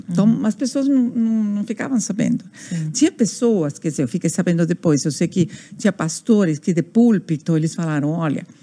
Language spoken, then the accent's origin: Portuguese; Buenos Aires, Argentina; Portuguese is a second language; moved away as an adult; now in Brazil; eu nasci na Argentina, sim, em Buenos Aires, uhum. sou portenha